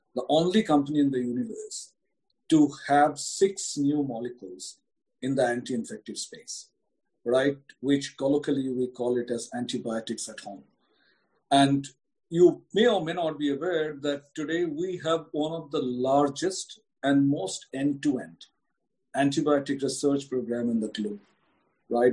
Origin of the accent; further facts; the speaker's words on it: India; as an Indian